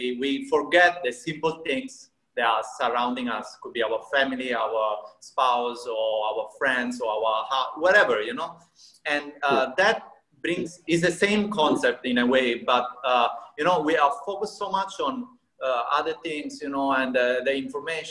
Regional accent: Sicily, Italy; I come from Sicily, which is a southern part of Italy.

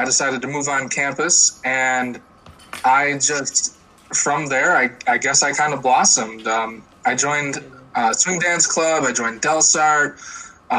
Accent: Port Byron, New York, United States; I'm from Port Byron, New York.

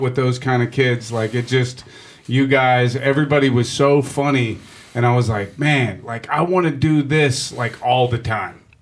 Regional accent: Pittsburgh, Pennsylvania, United States; also born or lived in Greenfield, Pittsburgh; I'm from Regent Square. But, but uh, my my whole family is from Greenfield

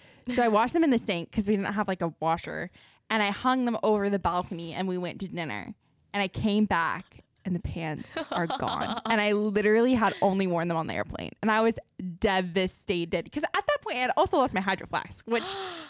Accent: Southern California, United States; I grew up in Southern California.

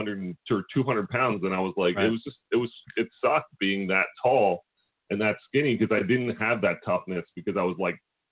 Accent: Philadelphia, Pennsylvania, United States; you get a different rep when you're from Philly

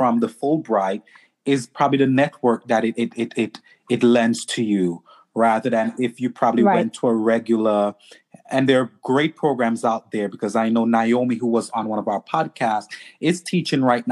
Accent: St. Vincent & Grenadines; I'm from St. Vincent

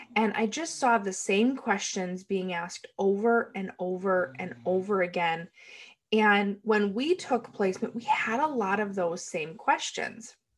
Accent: United States; I am from the United States

